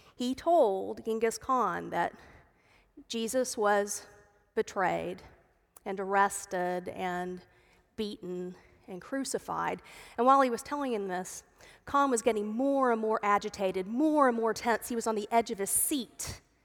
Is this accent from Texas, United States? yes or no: yes; Dallas, Texas, United States; I grew up in Dallas